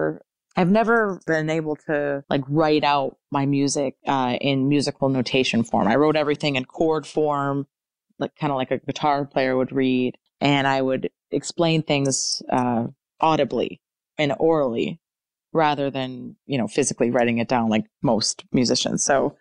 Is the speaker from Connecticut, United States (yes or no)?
yes; Connecticut, United States; in Connecticut in front of like all my hometown, you know, friends and family.